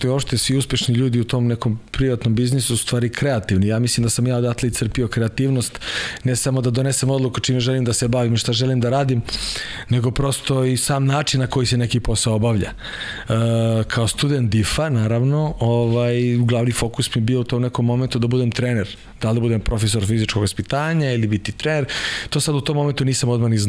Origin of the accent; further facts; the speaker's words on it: Kraljevo, Šumadija and Western Serbia, Serbia; moved away as an adult; also born or lived in Croatia; now in Belgrade, Serbia; bio sam aktivan judista i u Kraljevu iz Hrvatske smo se doselili, otac vojno lice pilot, pa je došao u Kraljevo, on tamo nekih 80 i neke godine. I onda smo pošli prešli za Beograd, brat i ja